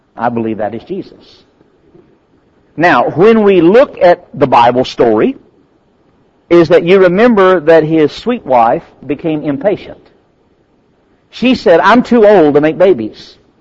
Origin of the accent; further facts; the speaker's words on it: United States; I'm American